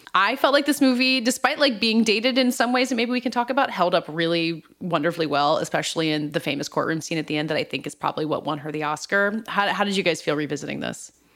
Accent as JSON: {"language": "English", "area": "the South", "region": "Southern United States", "country": "United States", "said": "as a Southerner"}